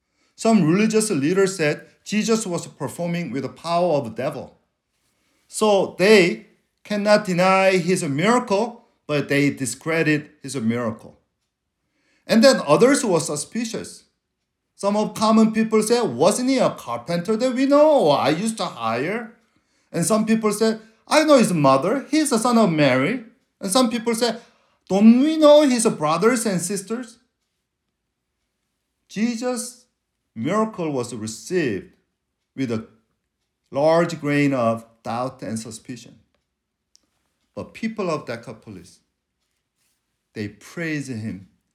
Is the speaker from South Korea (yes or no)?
yes; South Korea; first language Korean; English is a second language; But when I'm in trouble, I speak Korean. That's because that's my mother tongue.